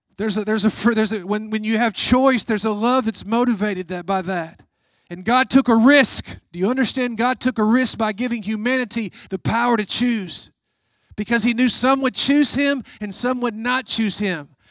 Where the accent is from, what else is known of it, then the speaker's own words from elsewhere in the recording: United States; as an American